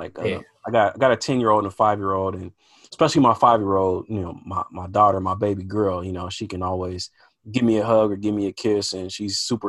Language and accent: English; Portland, Oregon, United States; growing up in Portland, Oregon, man, we don't get a lot of exposure to, at least in the school system, just resources for Black history. And there's just not a huge Black community.